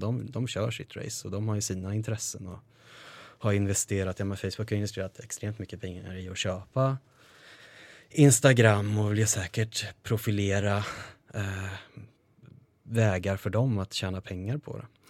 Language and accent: Swedish; Karlskoga, Örebro County, Sweden; moved away as an adult; de tjejerna och killarna som jag hade hemma i Karlskoga